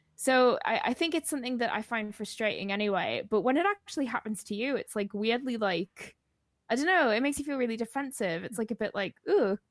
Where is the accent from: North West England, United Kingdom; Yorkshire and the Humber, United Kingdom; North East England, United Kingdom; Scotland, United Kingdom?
North East England, United Kingdom; the Northeast; I'm from the Northeast.